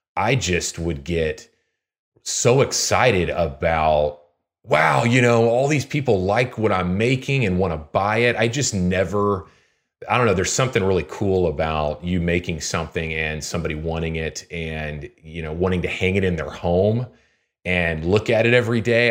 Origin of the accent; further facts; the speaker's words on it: Houston, Texas, United States; now in Lincoln, United States; I'm from Houston originally